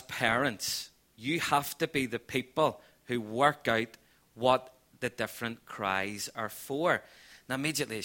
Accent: Belfast, Northern Ireland, United Kingdom; moved away as an adult; now in Portadown, United Kingdom; We're originally from East Belfast, and we now just love living in Portadown in this county

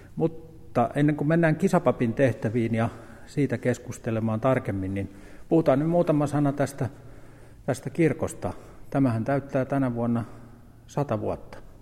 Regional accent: Pirkkala, Pirkanmaa, Finland; olen täältä Pirkkalasta syntyisin

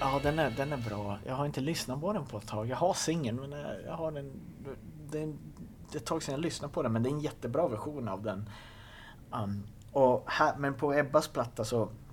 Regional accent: Kågedalen, outside Skellefteå, Västerbotten County, Sweden; där jag kommer ifrån, Kågedalen utanför Skellefteå. du vet, jag växte upp i en by på 500 pers

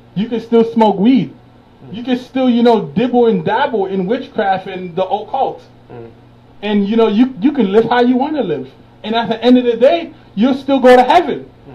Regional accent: New York City, New York, United States; I grew up in Brooklyn

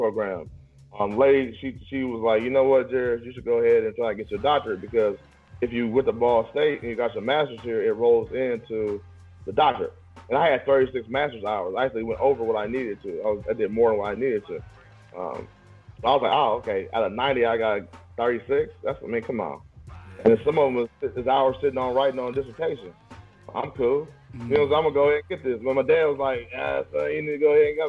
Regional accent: Indianapolis, Indiana, United States; also born or lived in Springfield, Illinois; I'm not a native Indianapolis person, but I'm from Nap

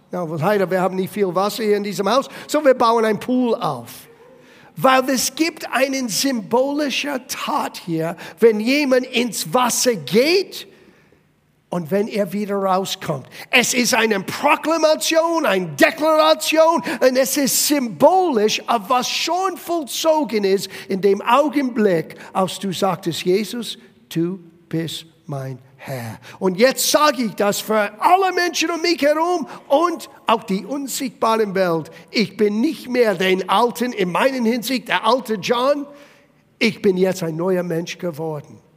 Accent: Italy; Ich war selber aus, ähm, als Italiener, aus einer katholischen Familie, äh, meine Eltern haben mich getauft, als ich ein kleines Baby war.

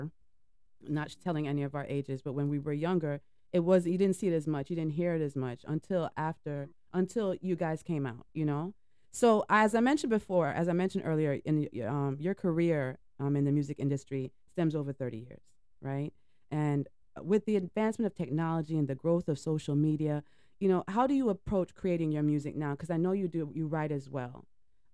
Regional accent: Jamaica; accent: Jamaican; now in United States; I'm American born, but I grew up in Jamaica

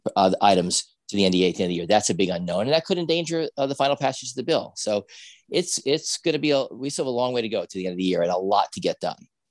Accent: New Jersey, United States; I'm from New Jersey

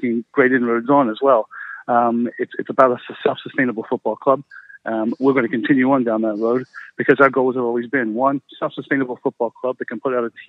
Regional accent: United States; moved away as an adult; now in United Kingdom; being an American

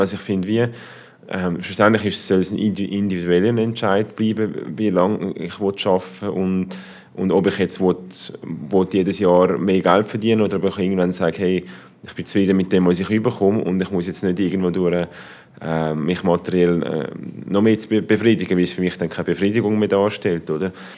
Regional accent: Switzerland; in der Schweiz

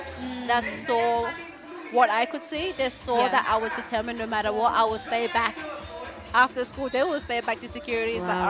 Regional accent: Cameroon; moved away; So I was born in Cameroon.

